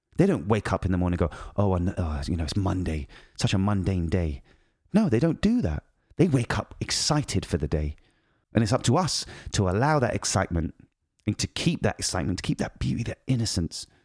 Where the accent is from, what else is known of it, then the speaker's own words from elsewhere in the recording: United Kingdom; moved away; I'm British